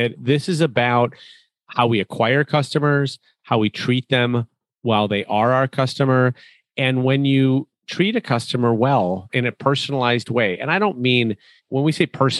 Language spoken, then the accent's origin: English; Chicago, Illinois, United States